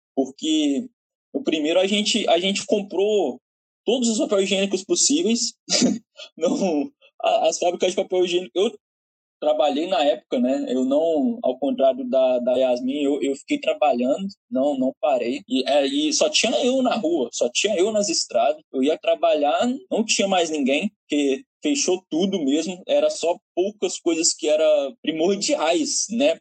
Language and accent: Portuguese; Mantena, Minas Gerais, Brazil; now in Portugal; eu sou de Mantena